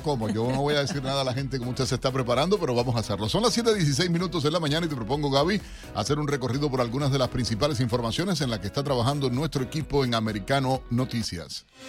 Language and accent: Spanish; Cuba; now in United States; como decimos los cubanos